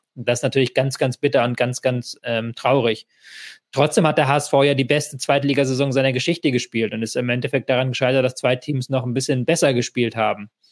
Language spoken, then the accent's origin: German; Hamburg, Germany; als jemand, der in Hamburg wohnt und Hamburg groß geworden bin